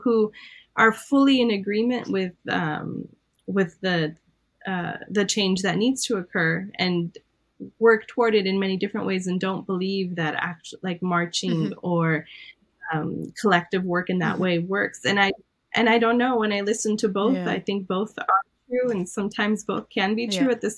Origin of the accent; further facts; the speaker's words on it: Iran; I'm Armenian from Iran, so I was raised with a lot of different beliefs